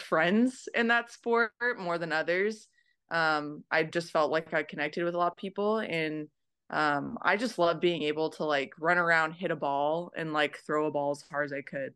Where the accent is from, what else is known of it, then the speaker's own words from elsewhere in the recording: Merced, California, United States; moved away as an adult; now in Tokyo, Japan; I'm from Merced, California.